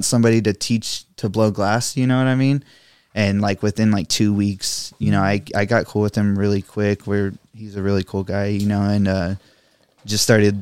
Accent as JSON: {"language": "English", "town": "Littlefield", "region": "Texas", "country": "United States", "tie": "born or raised there", "also_born_or_lived": "Lubbock, Texas", "moved": "as an adult", "lives_now": "Rio Grande Valley, United States", "said": "I'm actually from a small town outside of there called Littlefield."}